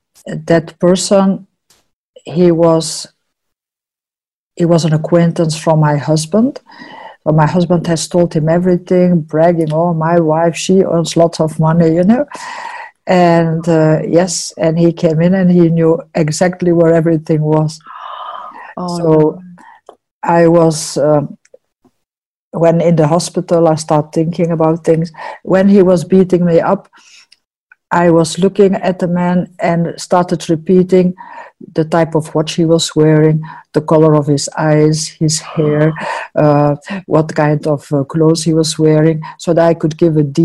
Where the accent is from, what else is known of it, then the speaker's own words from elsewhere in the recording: Antwerp, Flanders, Belgium; moved away as an adult; now in New Zealand; I'm from Antwerp